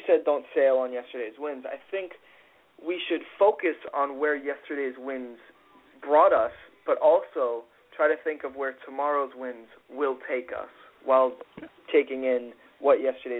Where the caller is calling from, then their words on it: Massachusetts, United States; I'm calling from the Massachusetts 508 area.